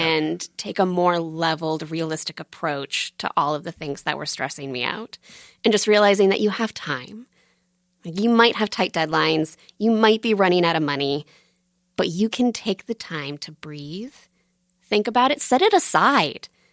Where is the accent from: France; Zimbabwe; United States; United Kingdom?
United States; Buckfield, Maine; also born or lived in Portland, Maine; I'm from Buckfield, Maine